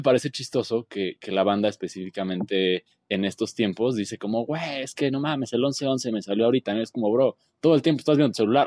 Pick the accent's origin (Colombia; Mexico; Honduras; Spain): Mexico; como mexicano y a la experiencia de vivir en México